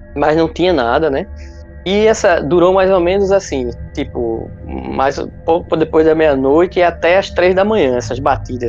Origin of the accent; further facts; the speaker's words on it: Recife, Pernambuco, Brazil; also born or lived in Caruaru; Sou do Recife